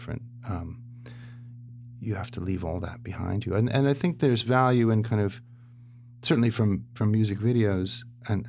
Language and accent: English; San Diego, California, United States; also born or lived in Tennessee / Los Angeles; I grew up in San Diego